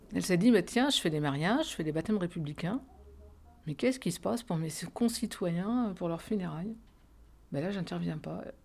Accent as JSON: {"language": "French", "country": "France", "said": "nous, en tant que Français"}